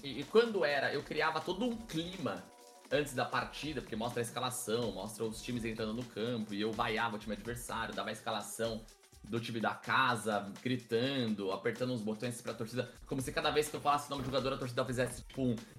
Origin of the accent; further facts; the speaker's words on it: Guarulhos, São Paulo, Brazil; sou natural de Guarulhos, na né, Grande São Paulo, nascido, criado e ainda resido em Guarulhos